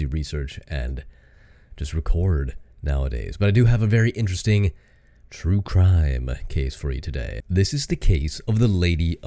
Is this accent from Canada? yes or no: yes; Canada; I'm from Canada